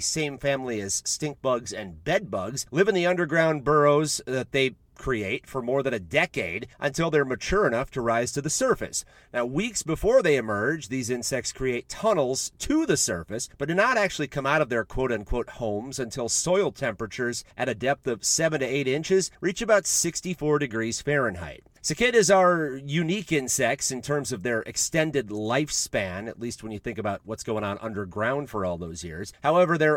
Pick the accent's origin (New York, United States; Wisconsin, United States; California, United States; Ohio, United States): Wisconsin, United States; western; growing up in Wisconsin